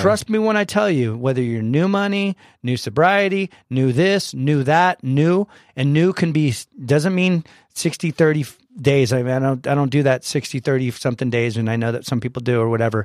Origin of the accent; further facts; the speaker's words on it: San Diego, California, United States; I was born and raised here in San Diego